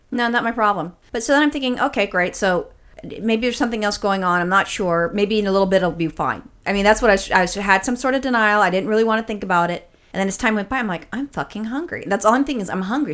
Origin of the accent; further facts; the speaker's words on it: California, United States; as a Californian